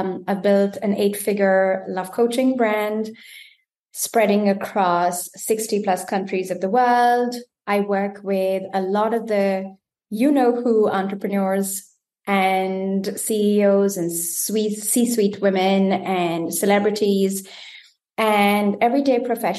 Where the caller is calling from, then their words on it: Germany; I am tuning in from Germany.